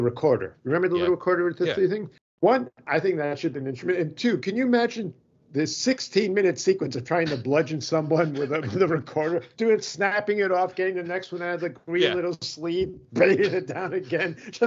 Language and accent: English; Long Island, New York, United States; I'm from Long Island